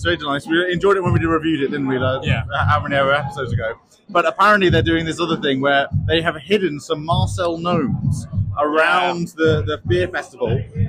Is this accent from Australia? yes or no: no; Worcester, West Midlands, United Kingdom; We grew up in Worcester, so not too far away.